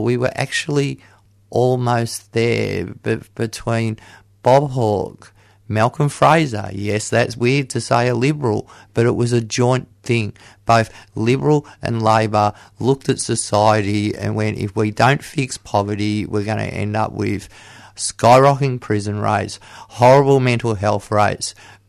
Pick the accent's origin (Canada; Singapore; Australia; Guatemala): Australia; Geelong, Victoria; Yes, I'm from Geelong.